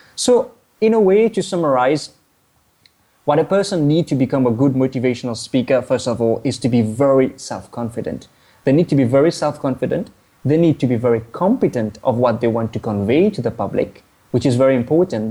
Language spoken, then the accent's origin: English; Mauritius; now in Kuala Lumpur, Malaysia; I'm from Mauritius, an island of the Indian Ocean.